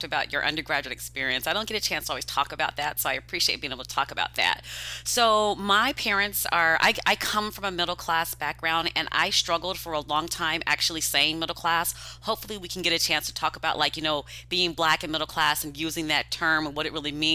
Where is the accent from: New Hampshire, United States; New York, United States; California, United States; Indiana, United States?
California, United States; Los Angeles; I'm from Los Angeles, from the West Coast